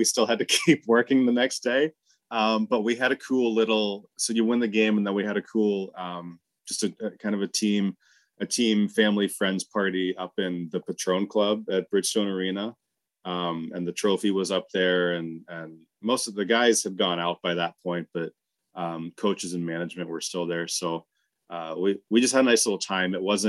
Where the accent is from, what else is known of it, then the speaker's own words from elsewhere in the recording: Atlanta, Georgia, United States; born there; also born or lived in Pittsburgh; So I was born in Atlanta. When I was a little kid, I had a Southern accent for a little bit. Then I moved to Pittsburgh.